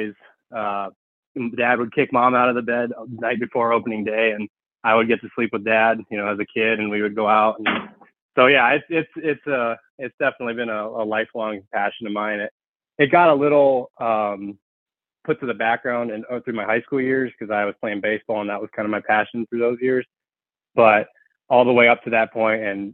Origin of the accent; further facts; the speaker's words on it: Hayward, Wisconsin, United States; I'm actually from Hayward, Wisconsin, which for those of you who aren't familiar is the north, kind of in the northwestern part of the state. It's a really cool area, actually. I've lived about 98% of my life here. But yeah, I grew up in a hunting family